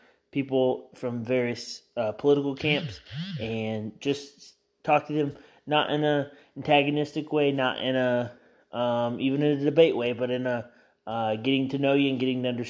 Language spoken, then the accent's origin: English; Elwood, Indiana, United States; a small town like my hometown of Elwood, Indiana